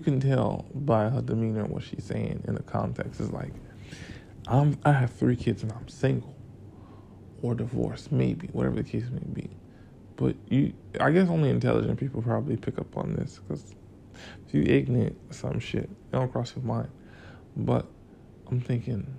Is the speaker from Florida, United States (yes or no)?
yes; Florida, United States; now in Atlanta, United States; I'm from Florida.